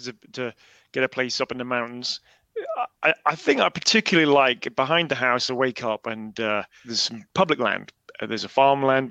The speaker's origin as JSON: {"language": "English", "town": "Norwich", "region": "East of England", "country": "United Kingdom", "tie": "born or raised there", "said": "Growing up in England, in Norwich, Norfolk"}